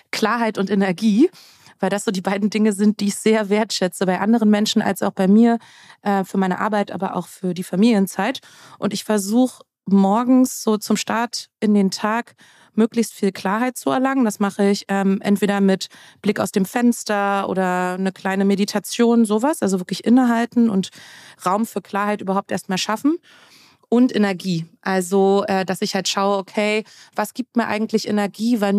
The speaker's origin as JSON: {"language": "German", "country": "Germany", "tie": "born or raised there", "said": "dass ich eben groß geworden bin äh, um die Wendezeit herum. Ich bin in der DDR geboren ähm, und bin im Vereinigten Deutschland aufgewachsen."}